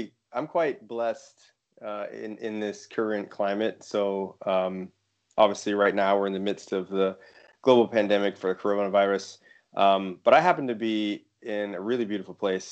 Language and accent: English; United States; moved away as an adult; now in United Kingdom; I'm actually in the UK now. I'm from the United States